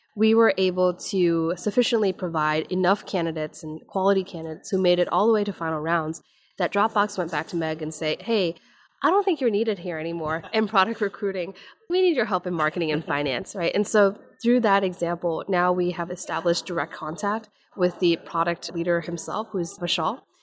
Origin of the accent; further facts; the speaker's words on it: Menomonie, Wisconsin, United States; moved away; grew up in small town in upper northwestern Wisconsin